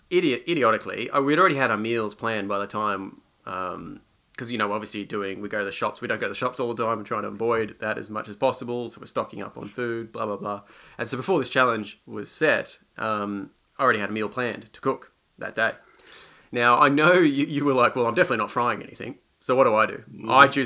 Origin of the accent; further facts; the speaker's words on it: Australia; moved away; I grew up in Australia.